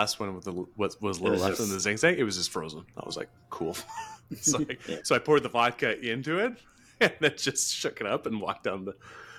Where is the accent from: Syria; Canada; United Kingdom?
Canada; I'm Canadian, I can still shower in cold water.